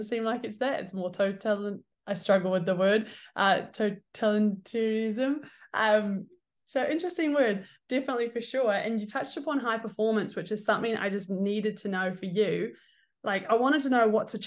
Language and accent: English; New Zealand; moved away as an adult; now in United States; growing up in New Zealand